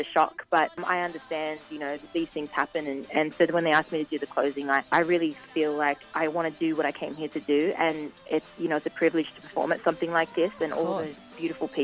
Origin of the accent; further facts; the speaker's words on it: Australia; now in Los Angeles, United States; I'm Australian.